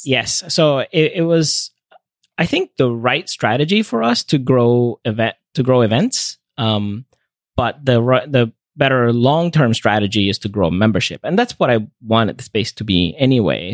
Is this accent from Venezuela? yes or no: yes; Venezuela; moved away as an adult; also born or lived in North Carolina, United States; now in United States; I grew up in Venezuela, and so I, when I came to the U S for college, I, I missed my family's home cooking